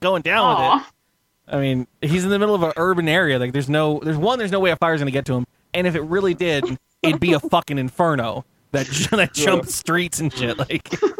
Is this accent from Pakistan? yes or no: no; West Coast, United States; I grew up on the West Coast